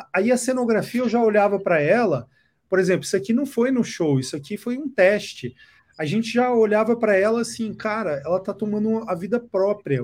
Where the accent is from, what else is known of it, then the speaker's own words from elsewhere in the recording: Brasília, Federal District, Brazil; now in São Paulo, Brazil; Eu que nasci em Brasília, cresci em Brasília